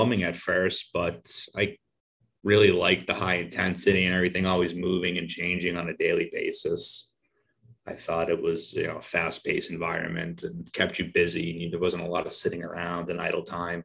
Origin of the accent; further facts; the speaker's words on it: outside of Boston, Massachusetts, United States; moved away as an adult; also born or lived in Brooklyn, New York; I was born and raised outside of Boston, Massachusetts